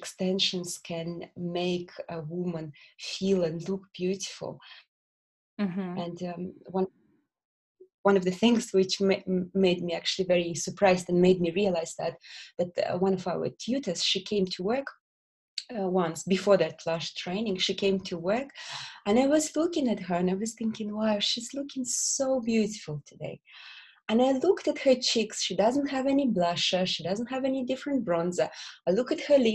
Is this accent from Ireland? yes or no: no; Belarus; English is a second language; moved away as an adult; also born or lived in Bolton, England; now in England; I'm not originally from England. I'm from Belarus. I was born in Belarus, and there I spent all my childhood, and I went to university there.